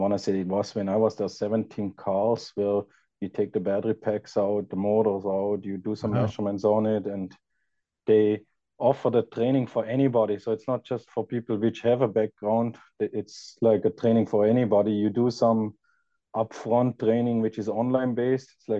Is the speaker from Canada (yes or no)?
no; Austria; moved away as an adult; now in California, United States; I'm originally from Austria